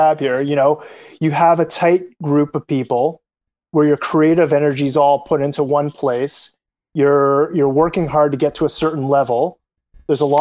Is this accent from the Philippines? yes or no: no; Canada; as a Canadian